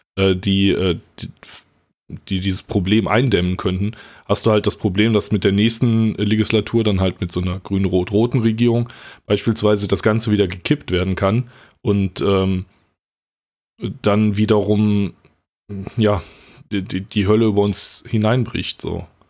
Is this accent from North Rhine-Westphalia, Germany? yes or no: yes; North Rhine-Westphalia, Germany; ich komme ja aus NRW